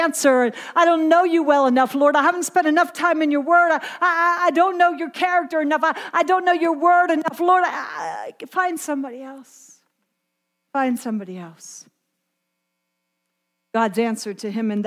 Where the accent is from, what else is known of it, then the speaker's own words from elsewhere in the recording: Pennsylvania, United States; accent: Pennsylvania Dutch; moved away; I'm from Pennsylvania. We speak Pennsylvania Dutch. I'm telling you, my Dutch is about as thick as it comes